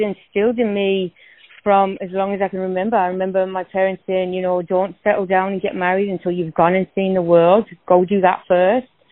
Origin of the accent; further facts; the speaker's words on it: North East England, United Kingdom; moved away as an adult; I was born and raised in the northeast of England